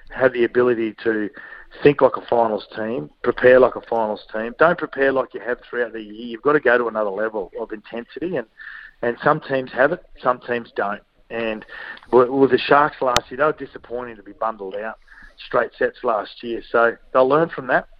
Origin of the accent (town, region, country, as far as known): Queensland, Australia